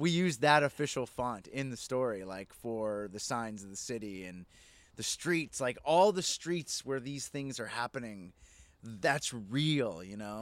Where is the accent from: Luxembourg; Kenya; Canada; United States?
Canada; Edmonton, Alberta; I grew up in the Northeast side. I know all these places.